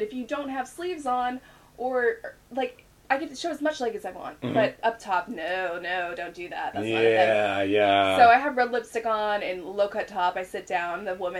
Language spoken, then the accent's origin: English; United States; they straight up know I'm American. I'm like, I know I'm loud and obnoxious, but how do you know I'm American?